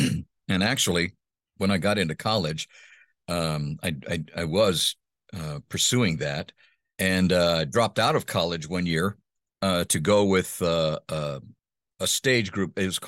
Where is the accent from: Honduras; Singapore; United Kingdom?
Honduras; also born or lived in United States; You know, it was, I grew up in Honduras in Central America. My parents were missionaries, and they went to the mission field when I was 10 months old.